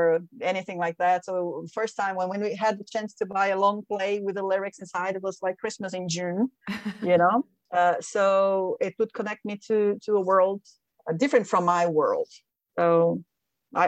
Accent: Brazil; English is a second language; also born or lived in Canada / United States / France / Poland; now in Finland; I'm originally from Brazil.

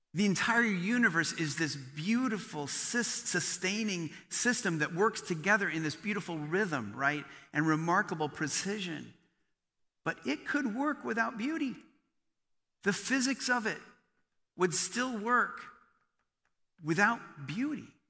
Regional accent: Bryan, Ohio, United States; I grew up in rural Ohio. I grew up in Bryan, Ohio.

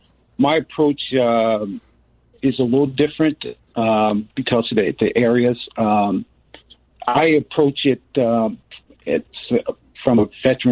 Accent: Chicago, Illinois, United States; I grew up in Chicago

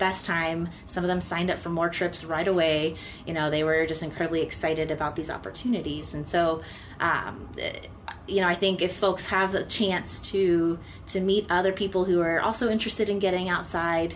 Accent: East Coast, United States; moved away as an adult; also born or lived in Texas; now in Flagstaff, United States; I grew up on the East Coast

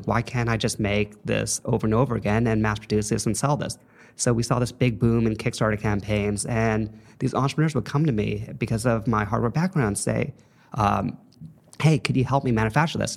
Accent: Los Angeles, California, United States; moved away as an adult; also born or lived in Saint Louis, Missouri; I'm a L A native. I grew up in the San Fernando Valley

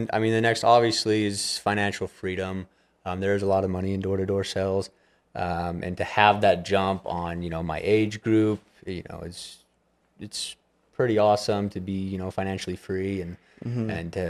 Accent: Manti, Utah, United States; Manti, Utah.

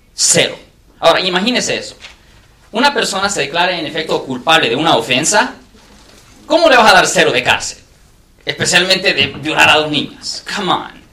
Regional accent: San Francisco Bay Area, California, United States; Spanish is a second language; español no es mi primer idioma, yo he hablado español desde que, desde que, soy niño, pero nací aquí en el área de la bahía

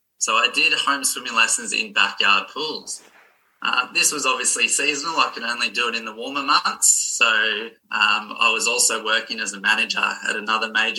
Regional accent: Maitland, New South Wales, Australia; I've lived around Maitland my whole life. I was born here.

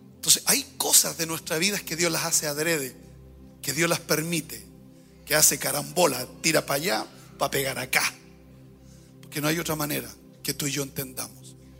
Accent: Coronel, Biobío, Chile; moved away; Yo soy del sur, de Coronel

